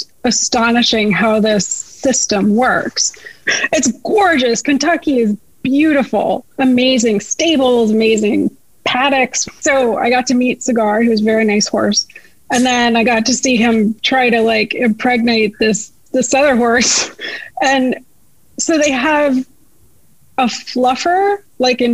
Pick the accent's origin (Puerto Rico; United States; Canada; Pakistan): Canada; moved away; I'm Canadian